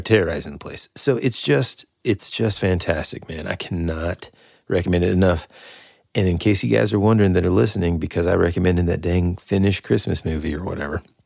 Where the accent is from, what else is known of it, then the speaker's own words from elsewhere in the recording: United States; as an American